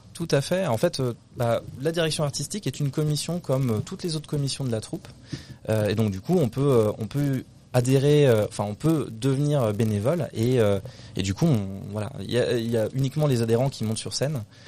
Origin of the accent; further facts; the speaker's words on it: Brittany, France; also born or lived in Paris; je suis du coup en Bretagne depuis que j'ai 6 ans